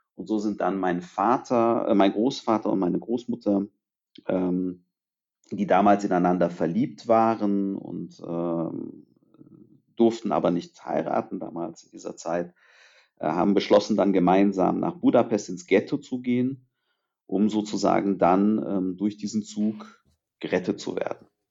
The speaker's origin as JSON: {"language": "German", "country": "Germany", "tie": "born or raised there", "also_born_or_lived": "Târgu Mureș, Romania", "said": "ich bin in Rumänien geboren, bin aber in Deutschland aufgewachsen. Das heißt, ich war etwas über ein Jahr alt, als meine Eltern mich nach Deutschland gebracht haben"}